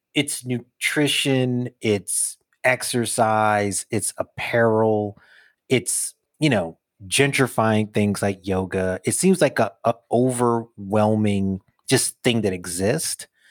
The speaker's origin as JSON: {"language": "English", "town": "New York City", "region": "New York", "country": "United States", "tie": "born or raised there", "said": "young dude growing up in Brooklyn"}